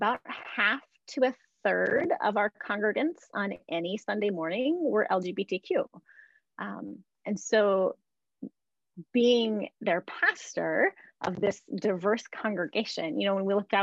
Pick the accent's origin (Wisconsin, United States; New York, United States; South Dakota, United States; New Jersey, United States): South Dakota, United States; Yankton; moved away as an adult; also born or lived in Durham, North Carolina; now in Minnesota, United States; I grew up in Yankton, South Dakota